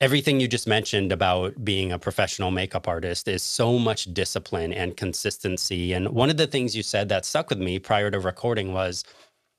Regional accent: United States; I'm born and raised in the United States, so I'm not an immigrant

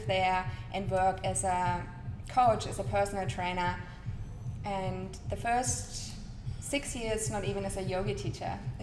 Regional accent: Nuremberg, Bavaria, Germany; English is a second language; moved away as an adult; also born or lived in Munich, Germany; now in Sunshine Coast, Australia; originally from Germany, born in Nuremberg.

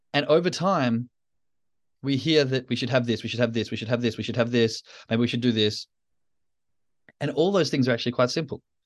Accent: Australia; moved away; as an Australian in, now in the Northern Hemisphere

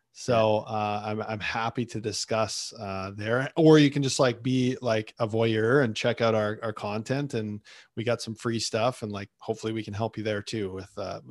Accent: Winnipeg, Manitoba, Canada; I grew up in Winnipeg.

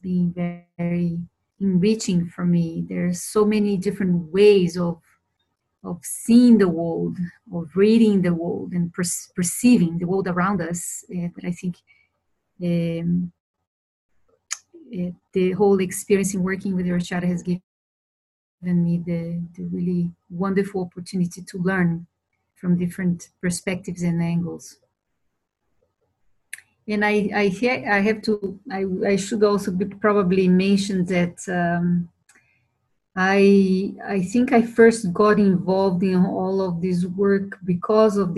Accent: Brasília, Federal District, Brazil; also born or lived in Europe; now in Costa Rica; I was born and raised in Brazil, in Brasilia, the capital, very early on I moved to Europe.

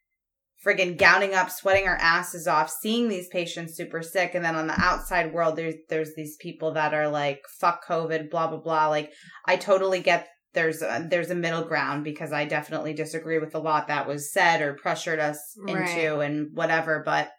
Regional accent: Rhode Island, United States; also born or lived in Connecticut; I'm originally from Rhode Island. So that's where like my career started. I lived in Rhode Island my whole life, pretty much.

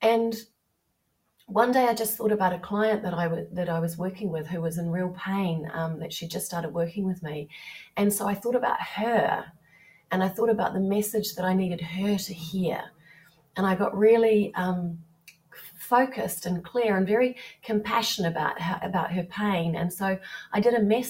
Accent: New Zealand; now in England; growing up in New Zealand and here being in England

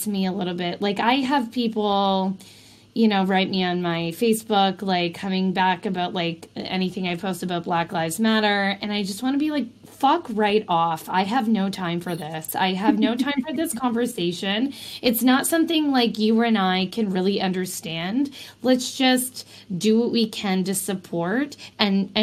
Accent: Canada

